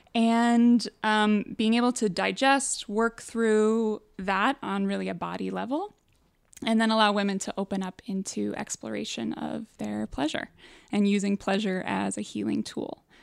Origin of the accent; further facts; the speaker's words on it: Midwest, United States; I grew up in the Midwest.